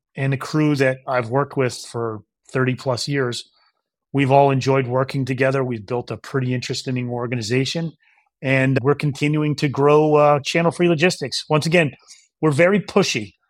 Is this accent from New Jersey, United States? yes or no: yes; New Jersey, United States; moved away as an adult; also born or lived in New York / Maine; I'm born in New York, raised in New Jersey